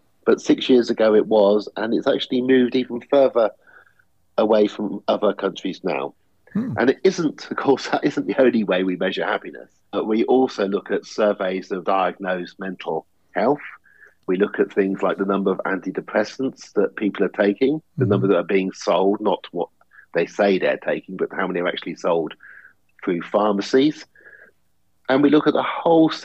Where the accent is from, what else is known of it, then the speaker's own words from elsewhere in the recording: England, United Kingdom; I'm English